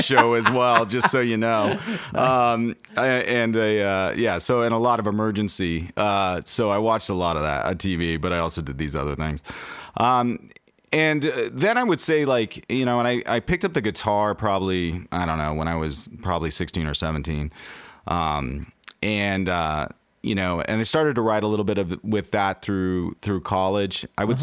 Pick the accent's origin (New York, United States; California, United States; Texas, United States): California, United States; Los Angeles; now in Seattle, United States; I'm originally from Los Angeles